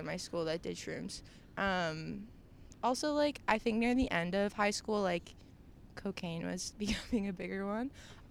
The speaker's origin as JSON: {"language": "English", "town": "Stratford", "region": "Ontario", "country": "Canada", "tie": "born or raised there", "said": "I grew up in rural Ontario."}